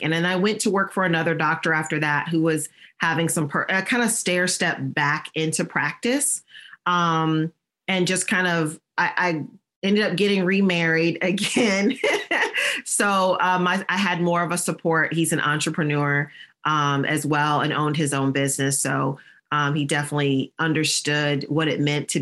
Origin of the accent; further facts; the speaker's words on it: Michigan, United States; moved away as an adult; also born or lived in Virginia; I'm from Michigan and I was living in Virginia